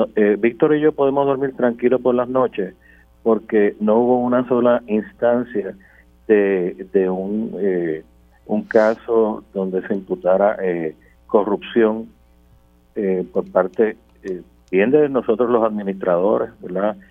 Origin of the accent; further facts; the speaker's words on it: Puerto Rico; para nosotros como pueblo puertorriqueño